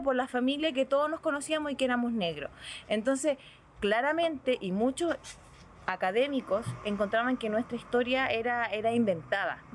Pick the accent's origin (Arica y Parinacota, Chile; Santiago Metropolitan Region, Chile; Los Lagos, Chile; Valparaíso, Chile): Arica y Parinacota, Chile; Arica; also born or lived in Azapa Valley; yo me crié en, en Arica y yo vengo de familia negra